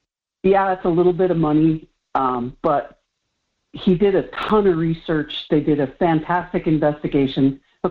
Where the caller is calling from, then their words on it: Kenai, Alaska, United States; from Kenai.